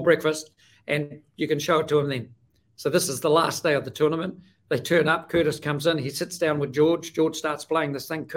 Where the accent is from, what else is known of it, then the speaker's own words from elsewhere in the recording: New Zealand; I'm from New Zealand